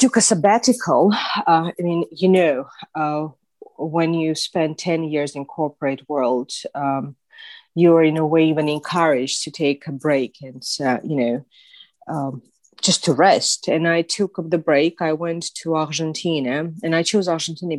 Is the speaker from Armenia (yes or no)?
yes; Armenia; English is a second language; also born or lived in Moscow; now in United Kingdom; I was born in Armenia. I spent the first couple of years of my life actually in Moscow, where my father was doing his postdoc. So I would say I returned back to Armenia when I was six.